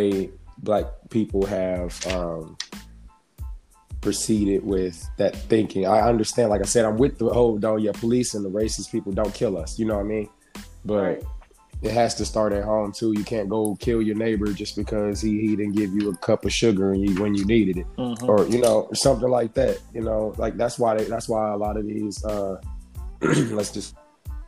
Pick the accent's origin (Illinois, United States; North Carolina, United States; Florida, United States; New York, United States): Illinois, United States; Chicago; now in Indianapolis, United States; I'm originally from Chicago, but I obviously reside in Indiana